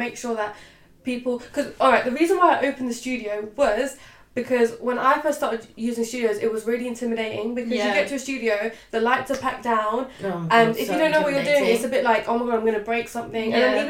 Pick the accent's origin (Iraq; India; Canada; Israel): India; because I'm Indian, so I really want to go to India and shoot.